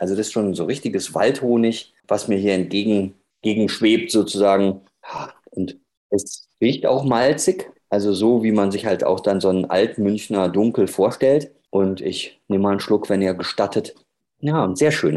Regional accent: Ruhr area, North Rhine-Westphalia, Germany; now in Munich, Germany; ich bin ja eigentlich aus dem Ruhrgebiet, aber hier im freiwilligen Exil in München

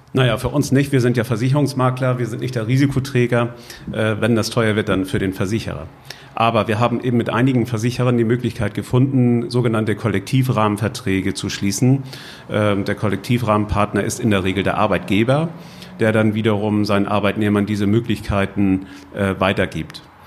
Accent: Husum, Schleswig-Holstein, Germany; Nordfriesland, wo ist das eigentlich? Äh, und dann auch noch die Kreisstadt

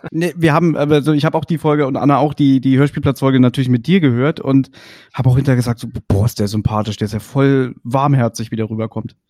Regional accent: Berlin, Germany; ich bin Westberliner, 82er Jahrgang

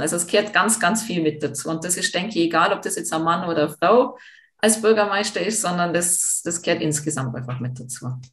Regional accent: Jungholz, Tyrol, Austria; ich bin ja im Dorf aufgewachsen, ich bin ja Jungholzerin

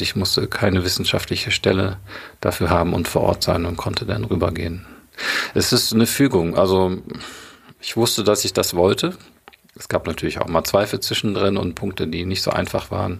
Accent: Germany; bei uns in Deutschland

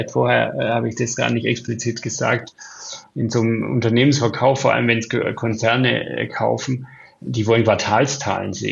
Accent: Bavaria, Germany; Ich bin im Allgäu aufgewachsen. Das Wetter hat sich deutlich verändert. Wir haben keinen Schnee mehr.

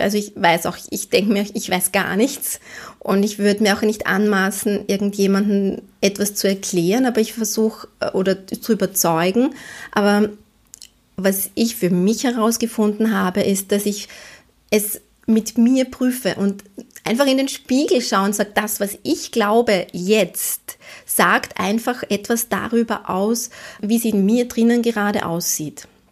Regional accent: Vienna, Austria; als Wienerin.

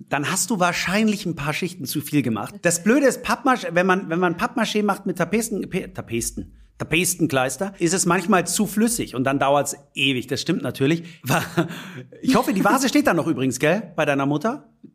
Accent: Munich, Bavaria, Germany; weil ich natürlich mit dem Pumuckel aufgewachsen bin, als echter Münchner

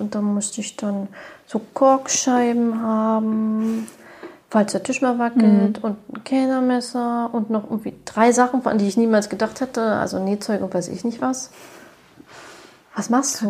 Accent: Germany; bei uns in Deutschland

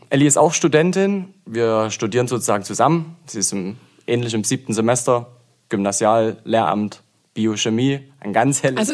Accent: Zwickau, Saxony, Germany; moved away as an adult; also born or lived in Leipzig; now in Aue, Germany; Bin ursprünglich aus Zwickau, dort auch geboren.

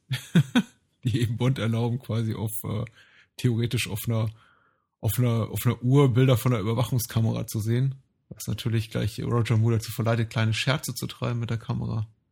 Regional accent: Germany; wir so als, als, als Deutsche

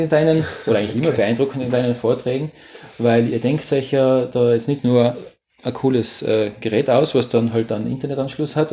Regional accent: Tyrol, Austria; born there; Und ich glaube, wenn man jetzt an Holo denkt, so als, als gebürtiger Tiroler, was fällt dann da ein?

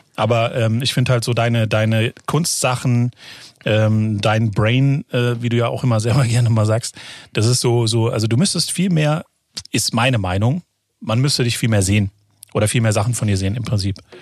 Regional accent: Frankfurt am Main, Hesse, Germany; ich bin ja geborener Frankfurter

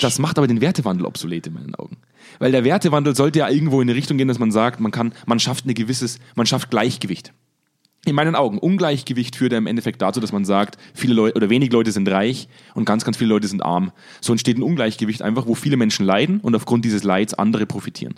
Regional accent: Germany; als Deutscher

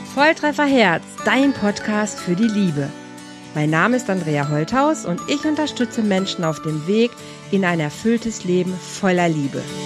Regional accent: Germany; Bei uns in Deutschland

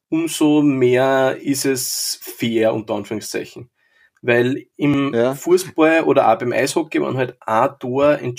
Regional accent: Linz, Upper Austria, Austria; Und was man natürlich mir als Linzer auch gut gefällt

